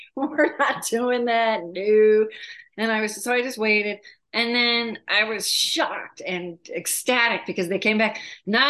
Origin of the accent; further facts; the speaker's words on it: New England, United States; now in Arizona, United States; So summer vacations were Cape Cod, Nova Scotia, Maine, Martha's Vineyard, Block Island.